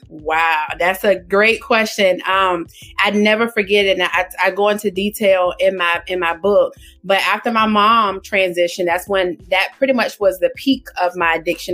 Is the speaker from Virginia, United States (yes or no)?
yes; Portsmouth, Virginia, United States; now in Suffolk, United States; I am from Portsmouth, Virginia. Born and raised in Portsmouth, Virginia, I now reside in Suffolk, Virginia